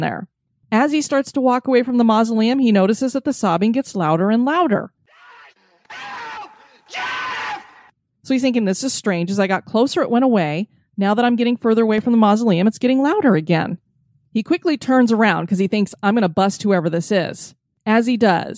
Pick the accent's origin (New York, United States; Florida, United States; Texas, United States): Florida, United States; my home state of Florida